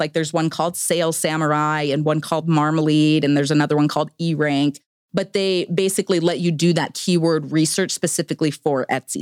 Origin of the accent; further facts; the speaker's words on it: Victorville, California, United States; moved away as an adult; also born or lived in Idaho; I grew up in Southern California